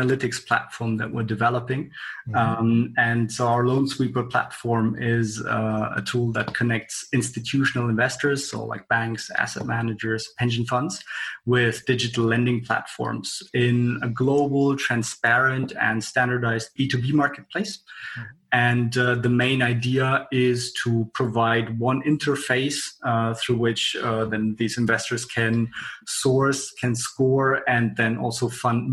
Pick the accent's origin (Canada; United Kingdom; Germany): Germany; Frankfurt, Hesse; I'm originally from Frankfurt